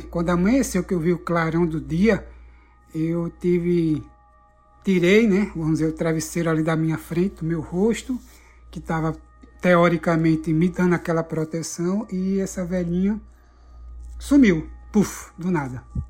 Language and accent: Portuguese; Recife, Pernambuco, Brazil; moved away as an adult; now in Orlando, United States; eu moro atualmente, estou morando aqui nos Estados Unidos, né, em Orlando, é, mas eu sou natural de Recife, Pernambuco.